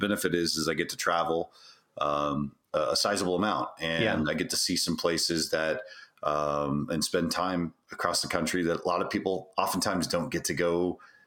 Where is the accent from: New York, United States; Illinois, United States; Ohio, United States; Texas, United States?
Texas, United States; just outside of Houston; we grew up just outside of Houston. And so one of the things that's kind of tough to get rid of is an accent